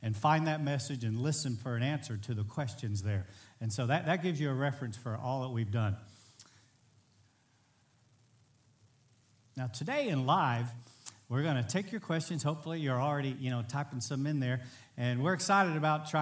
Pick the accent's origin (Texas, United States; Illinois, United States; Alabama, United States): Texas, United States; Bridge City; my hometown's a small town, Bridge City, Texas, under 6,000 people